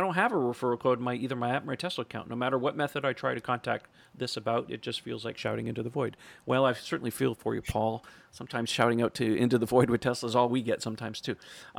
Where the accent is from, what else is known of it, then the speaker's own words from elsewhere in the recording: Italy; English is a second language; Sorry for my main English. I'm from Italy.